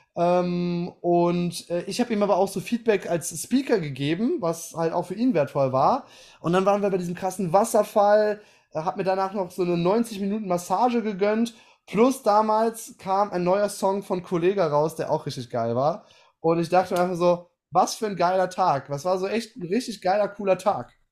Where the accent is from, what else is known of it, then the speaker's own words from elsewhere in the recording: Aachen, North Rhine-Westphalia, Germany; ich komme ja aus Aachen, ist ja um die Ecke